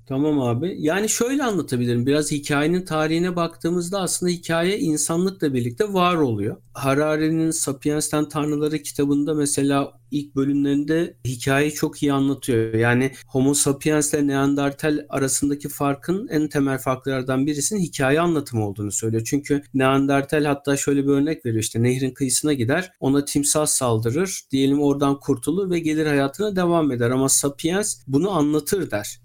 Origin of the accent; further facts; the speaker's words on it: Istanbul, Turkey; 1980'de İstanbul'da doğdum